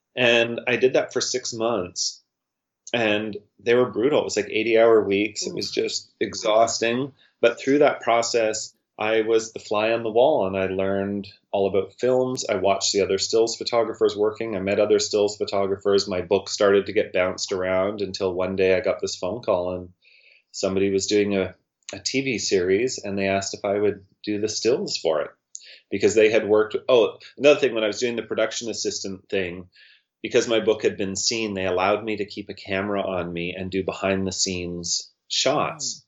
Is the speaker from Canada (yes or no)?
yes; Winlaw, British Columbia, Canada; I'm from Winlaw